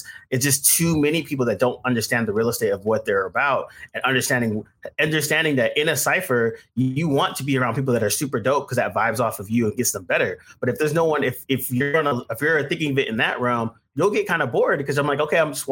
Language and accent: English; the Bay Area, California, United States; also born or lived in New York; now in Southern California, United States; where I'm originally from the Bay